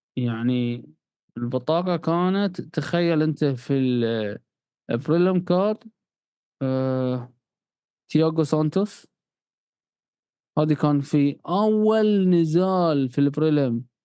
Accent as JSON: {"language": "Arabic", "country": "Bahrain", "said": "إحنا عندنا في البحرين"}